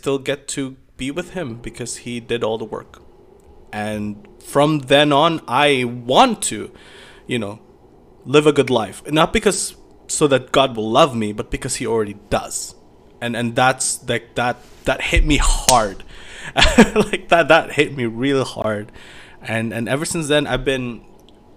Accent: Philippines; I grew up in Philippines, and Philippines is a Catholic nation

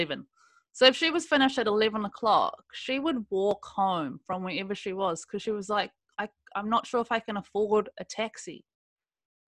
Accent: South Africa; now in New Zealand; I was born in South Africa

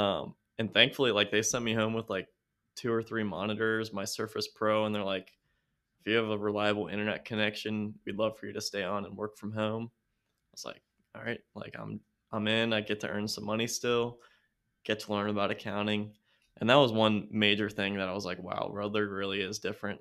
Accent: California, Kentucky, United States; also born or lived in Foster, Kentucky; it's called California, Kentucky

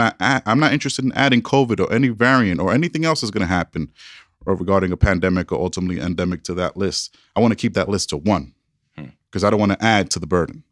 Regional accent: New York, United States; now in Denver, United States; I'm a New Yorker

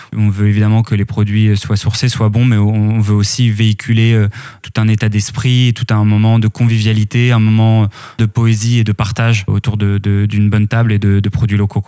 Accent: Eu, Normandy, France; also born or lived in Lille / Paris; j'ai grandi euh, à la ville d'Eux en, Normandie

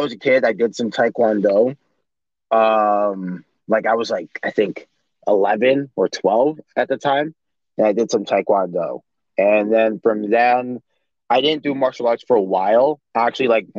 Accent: Toronto, Ontario, Canada; also born or lived in Vaughan, Ontario; So I grew up in Toronto, and then I moved to Vaughan, which is just an area just above Toronto, in the York region.

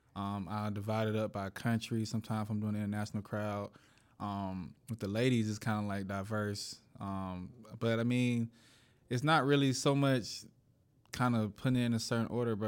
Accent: Atlanta, Georgia, United States; I'm from, I'm from Atlanta

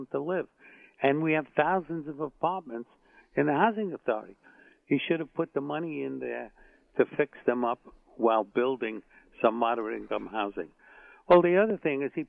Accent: New York City, New York, United States; I grew up on the Lower East Side during the Depression

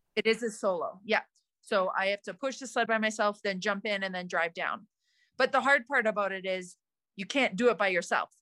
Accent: Calgary, Alberta, Canada; where I grew up in Canada, in Calgary

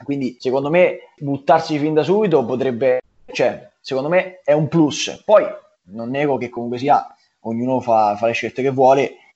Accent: Marche, Italy; also born or lived in Milan; sono dalle Marche

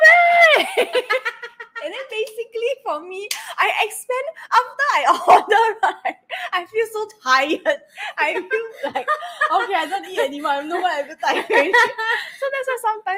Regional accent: Singapore; I'm a Singaporean

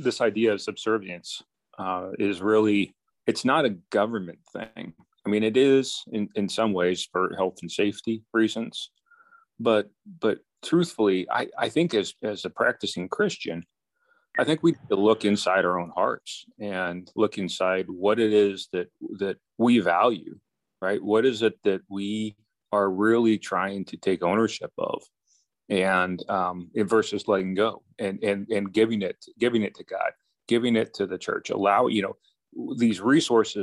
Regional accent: United States; I'm an American

